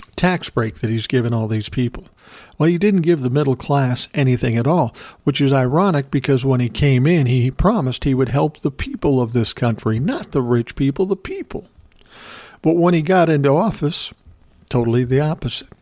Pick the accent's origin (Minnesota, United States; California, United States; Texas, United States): Minnesota, United States; Minneapolis; moved away; I grew up in South Minneapolis